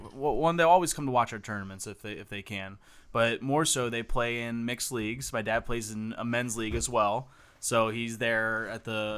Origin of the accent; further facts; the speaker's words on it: Youngstown, Ohio, United States; now in Columbus, United States; I'm from Youngstown. Yeah. I moved to Columbus